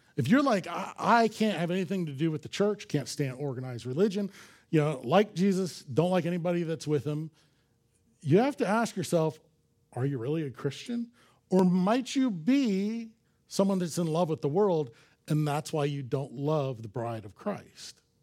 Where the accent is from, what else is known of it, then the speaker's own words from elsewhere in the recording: Los Angeles, California, United States; I grew up in Los Angeles